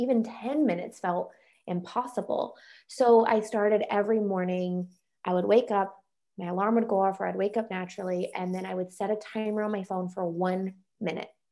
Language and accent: English; North Carolina, United States; moved away as an adult; also born or lived in Colorado; now in Michigan, United States; I grew up in North Carolina, went mm-hmm. to college in North Carolina